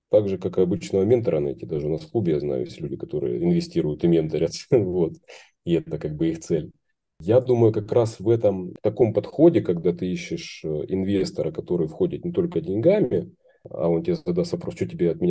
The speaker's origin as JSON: {"language": "Russian", "town": "Rostov-on-Don", "region": "Rostov Oblast", "country": "Russia", "tie": "born or raised there", "said": "в моем родном городе Ростов-на-Дону э, есть там организация"}